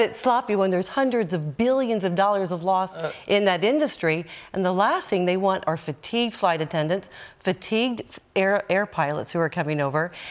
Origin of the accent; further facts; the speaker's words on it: United States; now in Ireland; as an American